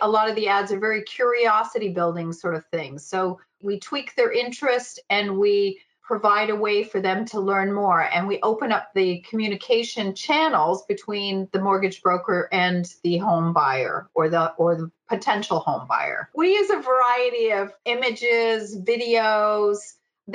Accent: Canada; I'm a Canadian gal

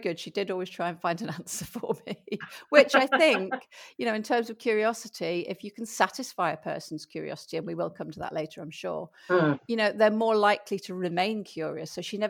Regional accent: the Wirral, North West England, United Kingdom; also born or lived in Spain; now in Belgium; I'm not actually from Liverpool. I'm from across the water on the Wirral. So I do have that slight twang

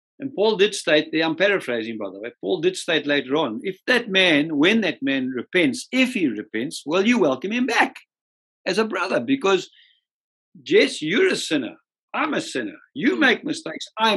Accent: Zimbabwe; also born or lived in Scotland; I'm actually a Rhodesian.

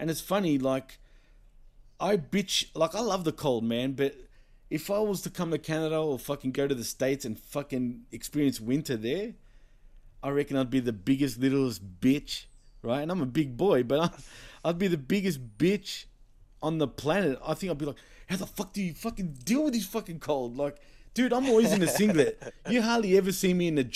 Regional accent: Australia; I'm born and raised in Australia

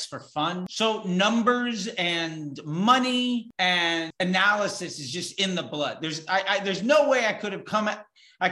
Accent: Northern Virginia, United States; born or raised there; also born or lived in Florida; now in Los Angeles, United States

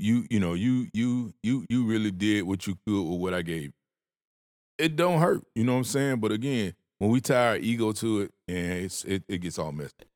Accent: the South, United States; I had manners 'cause I was from the South. I grew up with manners

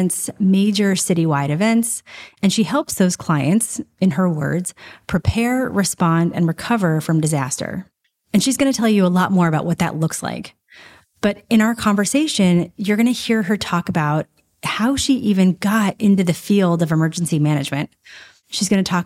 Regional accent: Nashville, Tennessee, United States; I grew up in Nashville, Tennessee

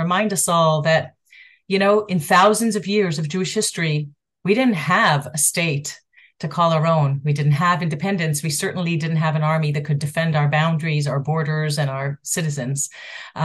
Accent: Montreal, Quebec, Canada; now in Ra'anana, Israel; my hometown of Montreal

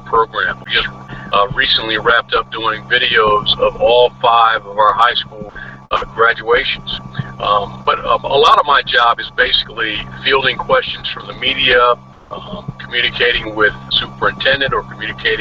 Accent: Wicomico County, Maryland, United States; I grew up in Wicomico County.

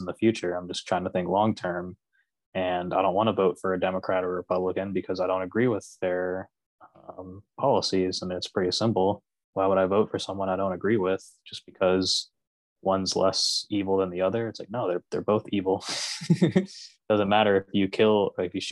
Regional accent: Florida, United States; I grew up in Florida.

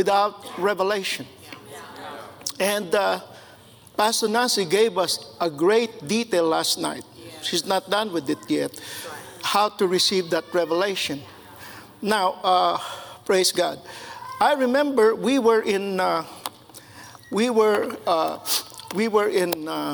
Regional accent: Philippines; moved away; I grew up in the Philippines

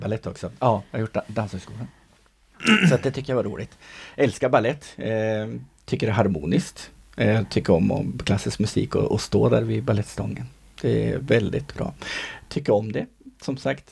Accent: Sundsvall, Västernorrland County, Sweden; jag är ju från Sundsvall

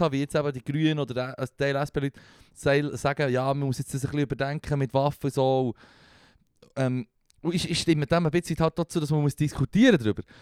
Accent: Switzerland; wir als Schweizer

